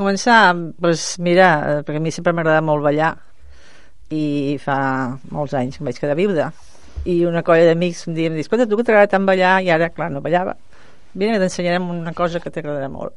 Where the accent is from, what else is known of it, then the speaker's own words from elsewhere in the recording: Mataró, Catalonia, Spain; jo soc de Mataró